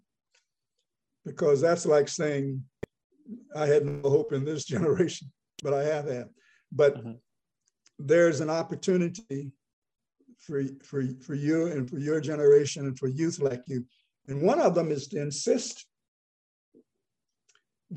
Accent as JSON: {"language": "English", "region": "the South", "country": "United States", "tie": "born or raised there", "said": "I grew up in the South, and I find that I'm able to live here"}